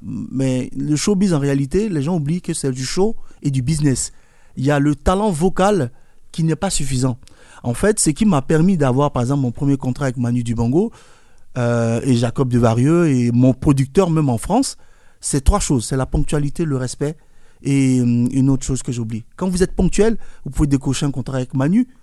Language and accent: French; Côte d’Ivoire; je suis né en Côte d'Ivoire, j'ai grandi en Côte d'Ivoire